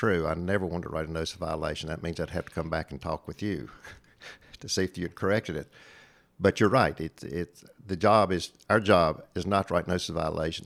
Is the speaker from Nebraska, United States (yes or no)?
no; Southwest Virginia, United States; accent: hillbilly twang; I came from Southwest Virginia and have a little bit of a hillbilly twang